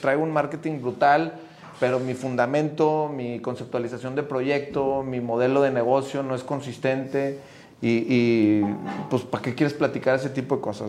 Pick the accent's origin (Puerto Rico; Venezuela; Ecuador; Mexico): Mexico; Monterrey, Nuevo León; somos como regios